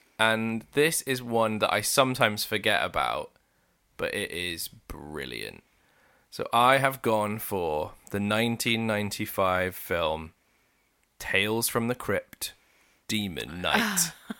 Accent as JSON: {"language": "English", "region": "South West England", "country": "United Kingdom", "said": "I'm from Somerset."}